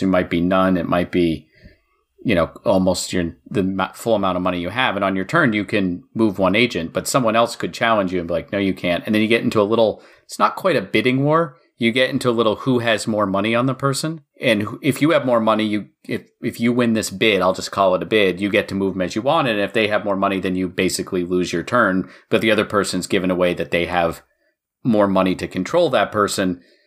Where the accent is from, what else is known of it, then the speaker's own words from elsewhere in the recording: Maine, United States; I was born in Maine